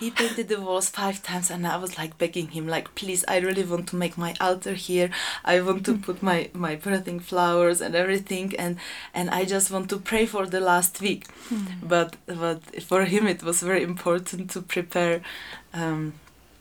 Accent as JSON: {"language": "English", "country": "Czechia", "tie": "born or raised there", "moved": "yes", "lives_now": "Peru", "said": "I was born in Czech Republic"}